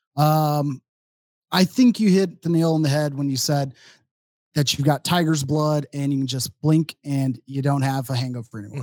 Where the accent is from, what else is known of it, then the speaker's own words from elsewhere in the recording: Dallas, Texas, United States; moved away as an adult; also born or lived in Austin, Texas; now in Madison, United States; I'm from the Dallas, Fort Worth area